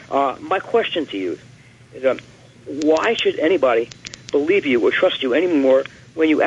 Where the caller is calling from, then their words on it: New York City, New York, United States; Uh, I'm calling from Manhattan.